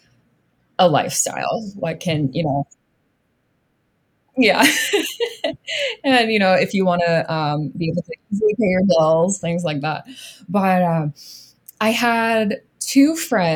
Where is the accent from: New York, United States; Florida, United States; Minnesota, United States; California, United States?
Florida, United States; moved away as an adult; I grew up in Florida